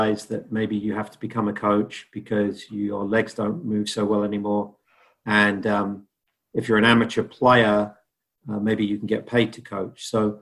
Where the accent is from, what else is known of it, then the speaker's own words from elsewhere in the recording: United Kingdom; moved away; growing up in Great Britain